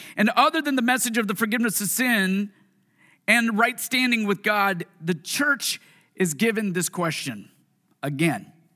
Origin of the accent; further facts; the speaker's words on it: Puyallup, Washington, United States; also born or lived in Tacoma, Washington; this is the city that I was born, well, raised in. I was born in Tacoma. But Puyallup